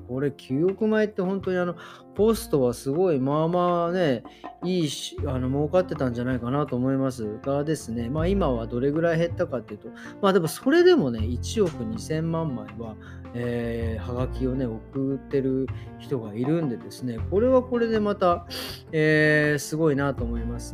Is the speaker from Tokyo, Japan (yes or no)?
yes; Tokyo, Japan; 僕東京ですけど